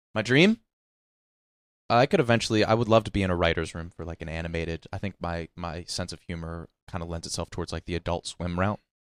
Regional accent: Wheeling, West Virginia, United States; born or raised there; moved away

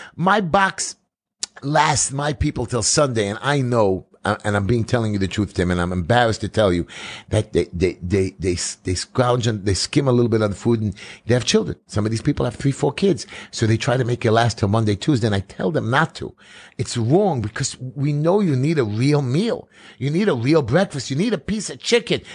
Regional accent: New York City, New York, United States; I'm from New York City

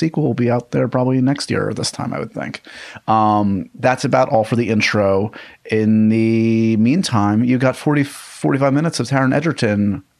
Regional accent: New York, United States; I was born and raised in New York

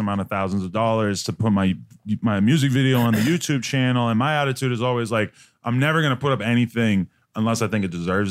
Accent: Nashua, New Hampshire, United States; moved away; I grew up in Nashua, New Hampshire, which is like about 40 minutes outside of Boston.

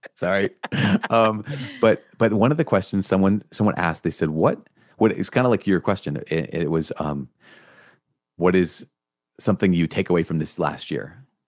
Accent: Minnesota, United States; I'm from Minnesota

